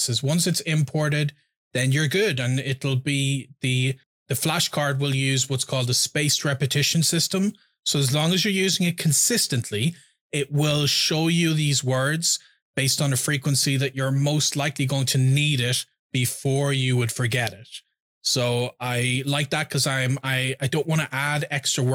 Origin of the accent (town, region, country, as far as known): Ireland; first language English